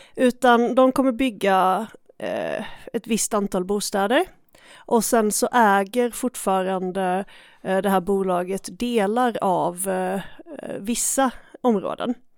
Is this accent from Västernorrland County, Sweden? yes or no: no; Skåne, Sweden; jag är från Skåne